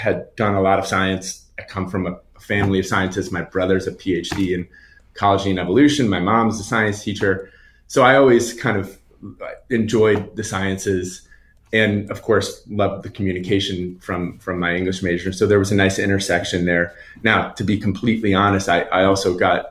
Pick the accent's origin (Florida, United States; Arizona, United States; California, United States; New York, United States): New York, United States; Long Island; I grew up on Long Island